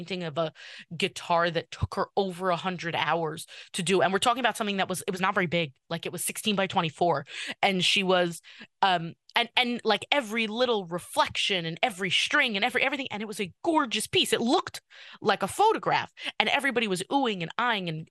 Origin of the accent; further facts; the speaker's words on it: New York City, New York, United States; I'm from Kew Garden Hills, but I went to Tag for high school